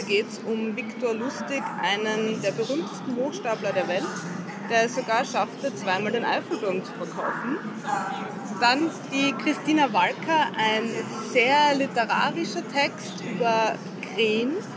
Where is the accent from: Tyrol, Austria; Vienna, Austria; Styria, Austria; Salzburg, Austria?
Styria, Austria; ich komme ich komm aus der Steiermark